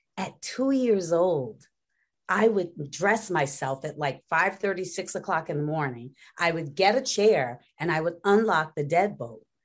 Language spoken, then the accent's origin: English; Gary, Indiana, United States; moved away as an adult; people from Gary, Indiana, we are from a place